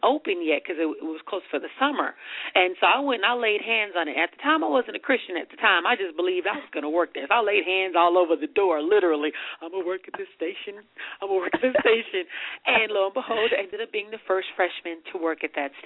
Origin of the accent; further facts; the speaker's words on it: Richmond, California, United States; I grew up in Richmond, California